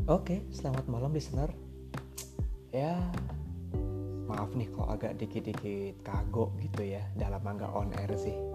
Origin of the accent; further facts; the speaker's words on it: Java, Indonesia; moved away as an adult; now in Takengon, Indonesia; gue berasal dari Pulau Jawa yang sekampung-kampungnya